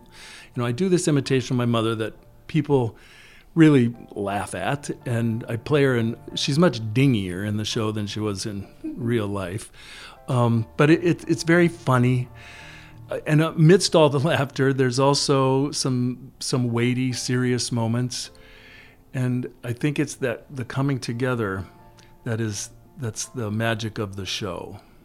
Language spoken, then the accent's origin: English; Mankato, Minnesota, United States; I was raised in Mankato, Minnesota